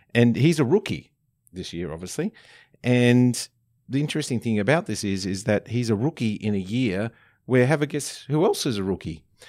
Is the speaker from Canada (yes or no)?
no; Young, New South Wales, Australia; my hometown in Young